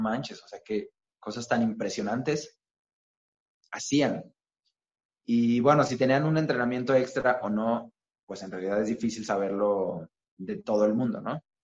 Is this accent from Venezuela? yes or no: no; Mexico; lo que tenemos como mexicanos